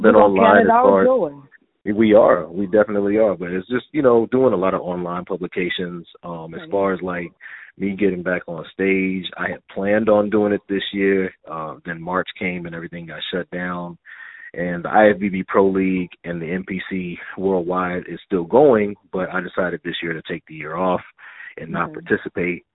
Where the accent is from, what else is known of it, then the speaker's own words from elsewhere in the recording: Denton, Texas, United States; I'm a young little black kid from Denton, Texas.